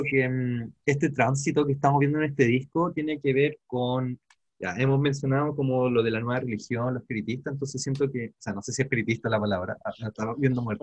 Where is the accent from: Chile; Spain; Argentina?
Chile; yo también crecí en Pobla